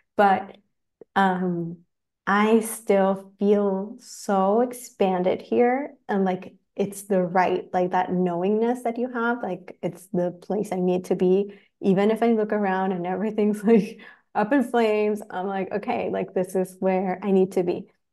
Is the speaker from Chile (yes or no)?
yes; Chile; moved away as an adult; also born or lived in Los Angeles, United States; I'm from Chile. I moved to L A nine years ago